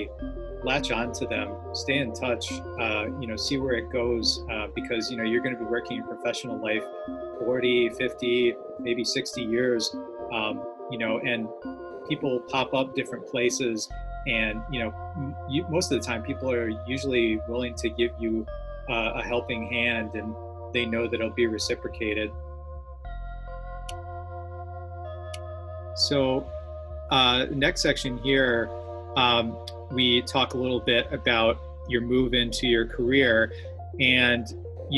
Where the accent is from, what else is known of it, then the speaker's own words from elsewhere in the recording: Milwaukee, Wisconsin, United States; now in New York, United States; I grew up in Milwaukee